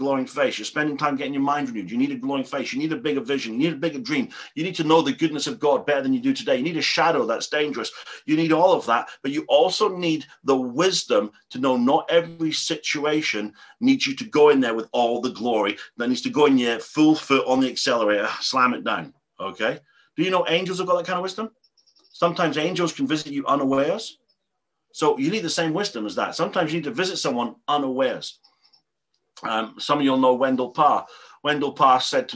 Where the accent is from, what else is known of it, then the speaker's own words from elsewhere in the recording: England, United Kingdom; I'm an Englishman.